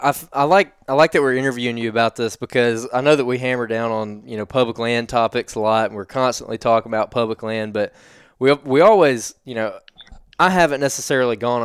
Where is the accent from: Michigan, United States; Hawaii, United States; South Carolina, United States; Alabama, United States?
Alabama, United States; Central